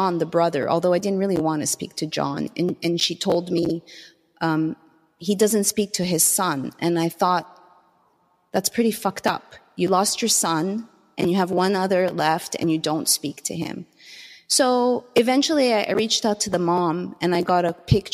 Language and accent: English; Canada; moved away as an adult; now in Los Angeles, United States; as a Canadian, again, having grown up, have been raised taking, I guess, health for granted